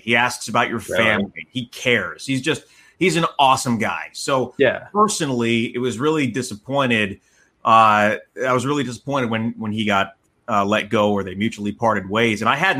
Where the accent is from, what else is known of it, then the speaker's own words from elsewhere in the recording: New York area, United States; now in Portland, United States; growing up in the New York area